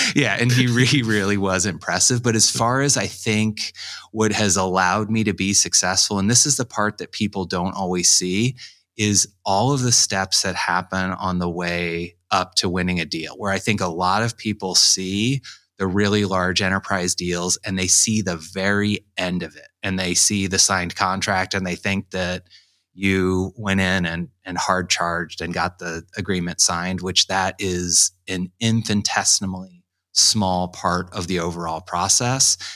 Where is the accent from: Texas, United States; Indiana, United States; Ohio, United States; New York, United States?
Indiana, United States; Carmel; also born or lived in Pennsylvania; Carmel, Indiana, which is a suburb of Indianapolis on the north side. I was born in Pennsylvania, but really my, my entire childhood and teen years right until I started working.